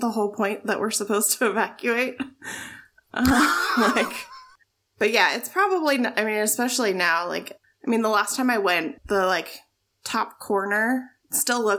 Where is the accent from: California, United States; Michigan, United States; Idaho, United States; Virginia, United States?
California, United States; Southern; moved away; growing up and going to school in Southern California